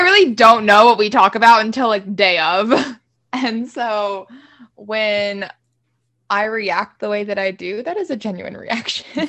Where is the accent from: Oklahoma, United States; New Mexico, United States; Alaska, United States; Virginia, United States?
Virginia, United States; Haymarket; coming from a small town like Haymarket